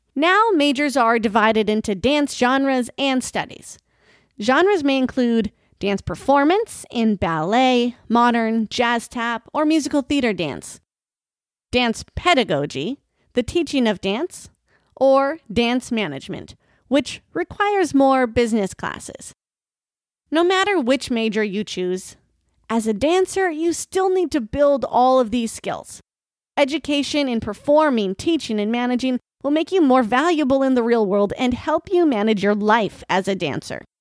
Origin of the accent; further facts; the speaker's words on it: North Dakota, United States; moved away as an adult; also born or lived in Oklahoma; now in Florida, United States; As much as I love my home state